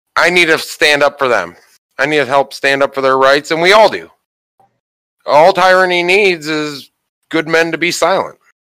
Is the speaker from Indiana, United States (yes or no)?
no; Ohio, United States; my home state of Ohio